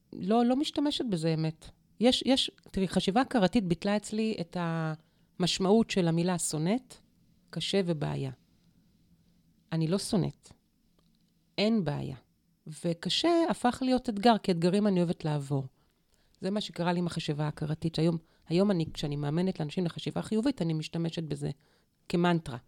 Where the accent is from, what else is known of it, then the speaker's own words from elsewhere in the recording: Dimona, Kibbutz Ketura/Elot, Mishmar HaNegev, Southern District, Israel; also born or lived in Eilot, Israel; נולדתי בדימונה, אחר כך עברנו לאלות. באלות ספגתי את, ה... את הרוח